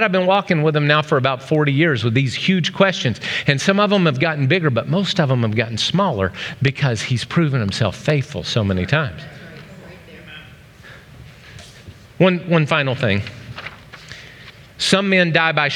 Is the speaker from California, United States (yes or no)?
no; Oklahoma, United States; now in Ohio, United States; A little kid growing up in Oklahoma